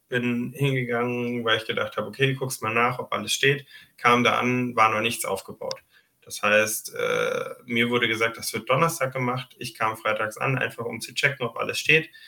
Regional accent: Düsseldorf, North Rhine-Westphalia, Germany

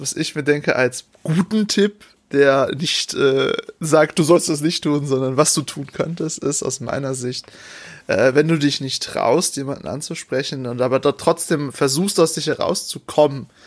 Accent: North Rhine-Westphalia, Germany; Ich, ich kenne nur NRW, ich komme aus NRW

